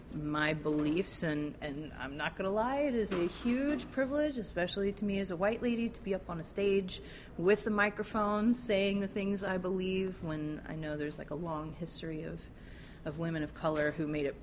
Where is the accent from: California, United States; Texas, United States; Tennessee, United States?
Texas, United States; I grew up in the Texas education system and got Texas history in elementary school, middle school, and high school.